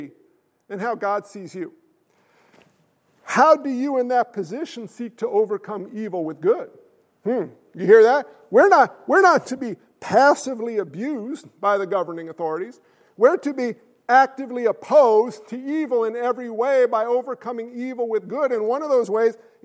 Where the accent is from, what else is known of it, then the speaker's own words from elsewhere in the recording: United States; I'm American. I come from a long line of military men